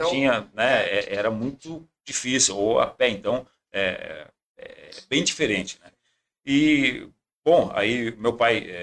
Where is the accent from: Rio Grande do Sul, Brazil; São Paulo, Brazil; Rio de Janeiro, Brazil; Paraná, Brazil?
Rio Grande do Sul, Brazil; Rosário do Sul; born there; na verdade, eu nasci em Rosário do Sul, porque o meu pai, meu finado pai, tinha uma chácara de cuidar armada